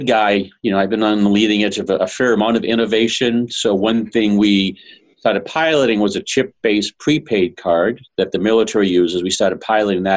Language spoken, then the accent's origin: English; Boston, Massachusetts, United States; I'm from Boston